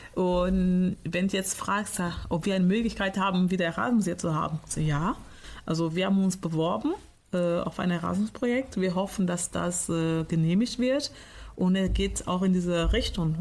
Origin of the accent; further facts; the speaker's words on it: Portugal; now in Germany; Ich komme aus Portugal